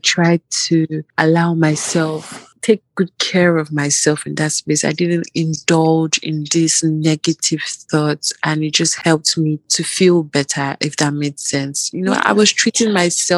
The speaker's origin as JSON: {"language": "English", "country": "Nigeria", "tie": "born or raised there", "moved": "as an adult", "said": "I grew up basically in Nigeria and all that. Part of my university was in Nigeria"}